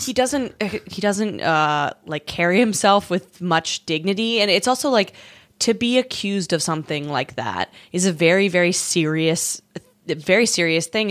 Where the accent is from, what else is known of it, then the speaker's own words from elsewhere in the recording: Canada; now in United States; as a Canadian